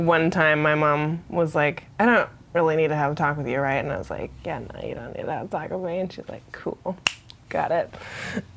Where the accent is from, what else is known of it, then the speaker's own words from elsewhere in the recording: Seattle, Washington, United States; I grew up in North Seattle, a Lake City neighborhood.